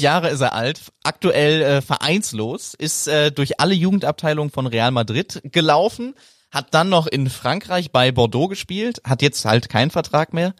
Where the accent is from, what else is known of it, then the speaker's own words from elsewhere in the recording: Cologne, North Rhine-Westphalia, Germany; moved away; aus meiner Heimat und von meinen Leuten